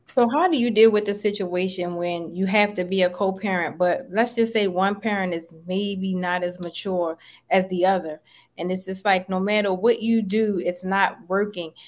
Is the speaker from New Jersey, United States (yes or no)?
no; Maryland, United States; now in Atlanta, United States; I'm from Maryland, but I live in Atlanta now.